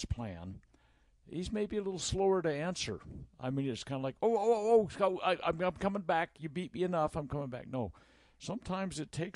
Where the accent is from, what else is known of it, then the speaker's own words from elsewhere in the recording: Utah, United States; we're from Utah